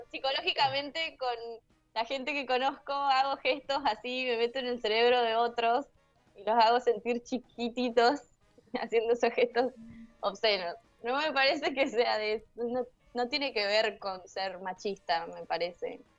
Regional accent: zona sur of Greater Buenos Aires, Buenos Aires Province, Argentina; yo soy

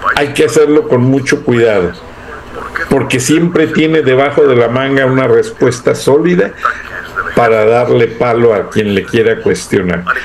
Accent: Mexico; las buenas costumbres que tenemos como mexicanos

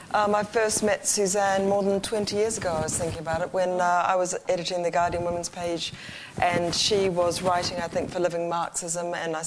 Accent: New Zealand; moved away; we come all the way from New Zealand, but it was a long time ago

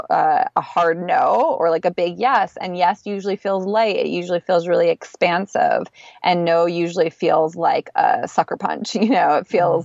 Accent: East Coast, United States; moved away as an adult; also born or lived in Philadelphia; now in Los Angeles, United States; I'm from the East Coast

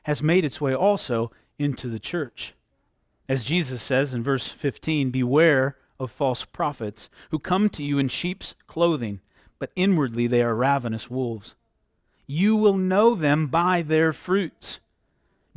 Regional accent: Southwest Michigan, United States; Growing up in Southwest Michigan, there was a lot of orchards and vineyards around our area

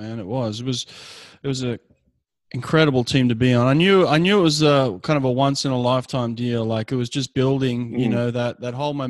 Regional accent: Sydney, New South Wales, Australia; I grew up in Sydney, so for me it was my hometown.

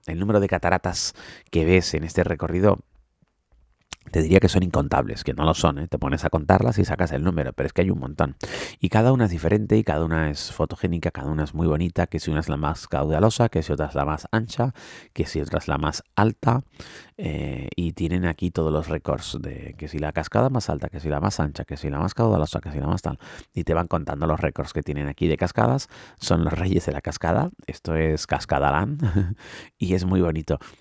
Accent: Canary Islands, Spain; yo soy canario, de donde las previsiones meteorológicas suelen fallar bastante por el tema del microclima

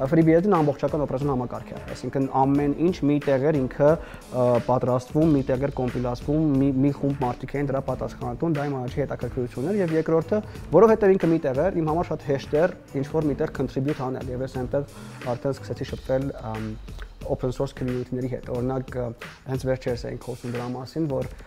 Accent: Syria; moved away; մեծացել եմ Սիրիայում, տեղափոխվել եմ պատերազմից հետո

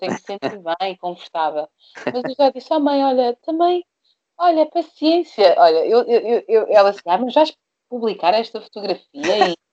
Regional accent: Brazil; moved away; do Brasil, eu lembro que eu, eu comecei a fazer, a, a, a, filmar um documentário só da minha mãe um documentário só do meu pai.

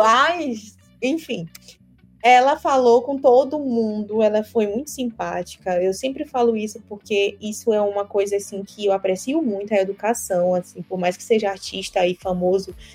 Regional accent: Maranhão, Brazil; eu sou do Maranhão

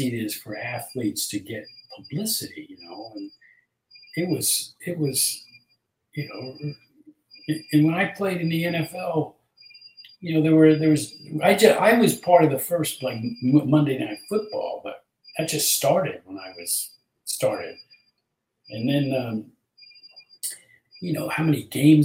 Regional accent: New Jersey, United States; also born or lived in New York City; I grew up in New Jersey

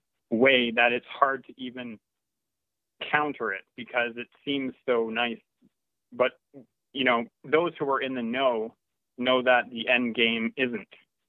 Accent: Canada; I'm from Canada.

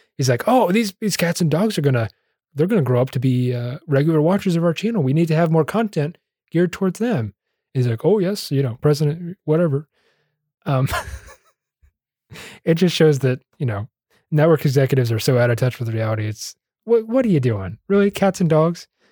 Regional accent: United States; I'm an American

